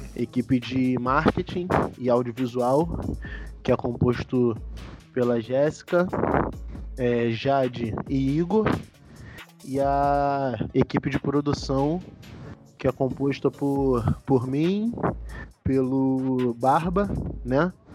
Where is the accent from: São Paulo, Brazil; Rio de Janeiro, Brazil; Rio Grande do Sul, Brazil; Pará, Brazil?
Rio de Janeiro, Brazil; São João de Meriti; moved away as an adult; also born or lived in Niterói; Nascido e criado na cidade de São João de Meriti, na Baixada Fluminense.